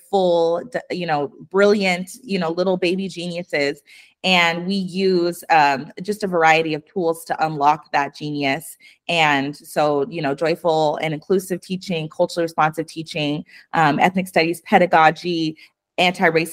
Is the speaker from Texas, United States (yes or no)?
no; Spokane, Washington, United States; I grew up in Eastern Washington and Spokane.